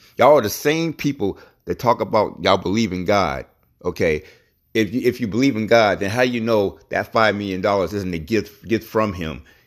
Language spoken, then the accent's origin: English; United States